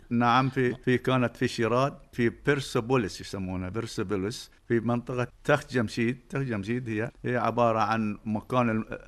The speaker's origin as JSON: {"language": "Arabic", "region": "Doha", "country": "Qatar", "tie": "born or raised there", "said": "أنا ولدت في منطقة سوق وقف سنة 1949 تقريبا في البيت الكبير اللي ولد فيه والدي وجدي"}